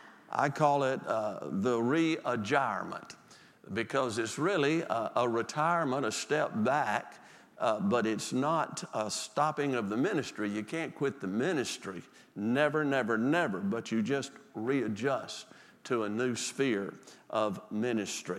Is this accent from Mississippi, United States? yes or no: yes; Mississippi Delta, United States; moved away; I'm from the Delta, Mississippi